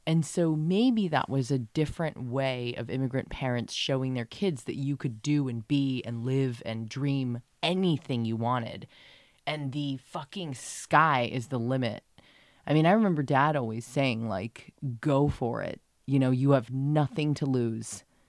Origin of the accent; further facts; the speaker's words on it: San Diego, California, United States; we grew up in San Diego